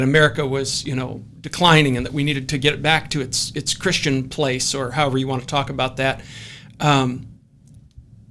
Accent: Scotland, United Kingdom; I'm Scottish

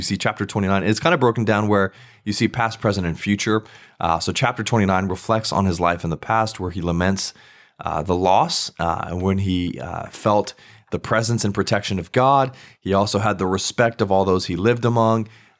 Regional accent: Virginia, United States; I grew up in Virginia, so y'all is a big staple there.

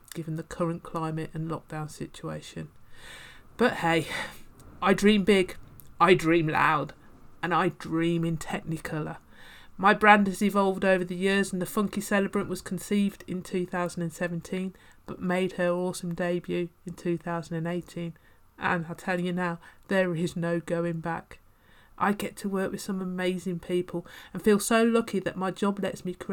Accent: Birmingham, West Midlands, United Kingdom; accent: slight twang; moved away; Growing up in Birmingham, hence the slight twang

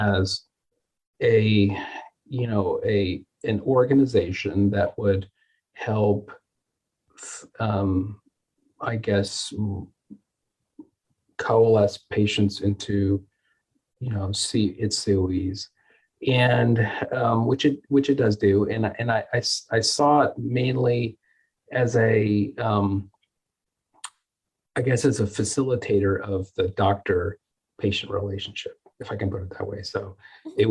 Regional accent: Las Vegas, Nevada, United States; also born or lived in California / North Carolina; now in Dallas, United States; I'm originally from the West Coast. I grew up in Las Vegas and did all my training in California

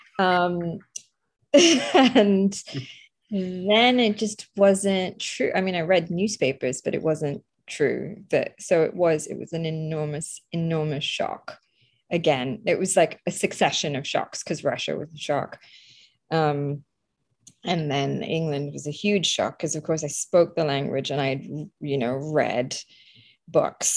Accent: India; moved away; also born or lived in Calcutta, India / Croydon, United Kingdom; I grew up in a secular country, and it was a proudly secular country

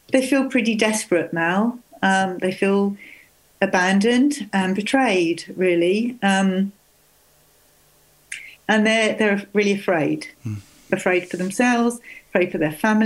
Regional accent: Sussex, South East England, United Kingdom; I was brought up in Sussex and I didn't learn Welsh.

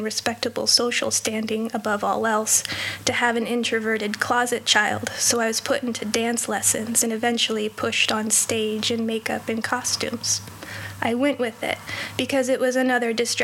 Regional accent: just south of Los Angeles, Southern California, United States; I was born and raised in Southern California, in an affluent neighborhood just south of Los Angeles

